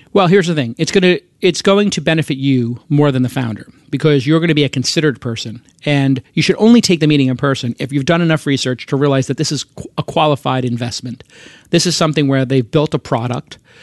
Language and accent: English; New York, United States; moved away as an adult; also born or lived in Los Angeles; now in Silicon Valley, United States; in New York, my hometown, which I love